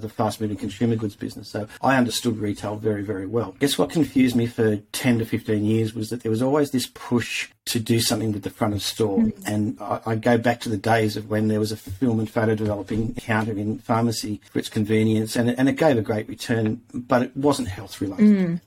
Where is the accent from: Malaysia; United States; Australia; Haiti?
Australia; Tamworth, New South Wales; moved away; I spent a bit of time growing up in Tamworth